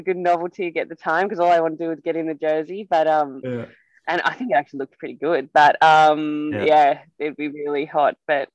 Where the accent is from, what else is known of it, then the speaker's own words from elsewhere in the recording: Australia; moved away as an adult; as an Australian